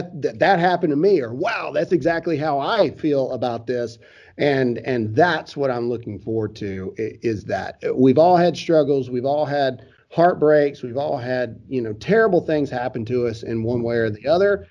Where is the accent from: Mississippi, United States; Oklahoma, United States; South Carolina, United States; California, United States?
Mississippi, United States; Caledonia; Everybody from my hometown is super pumped because nobody knows what Caledonia, Mississippi is.